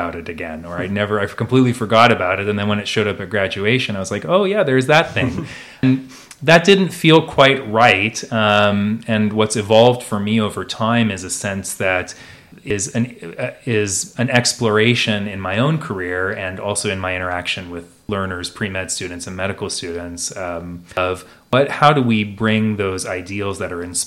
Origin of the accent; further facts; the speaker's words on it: Oregon, United States; moved away as an adult; also born or lived in Chicago, Illinois / Chapel Hill, North Carolina; I'm from Oregon originally